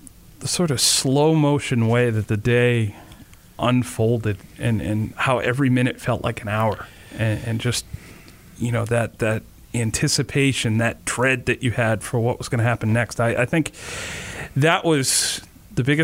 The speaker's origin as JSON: {"language": "English", "town": "Warwick", "region": "Rhode Island", "country": "United States", "tie": "born or raised there", "said": "I grew up in Warwick, and I lived in a house that was about three or four streets from the airport"}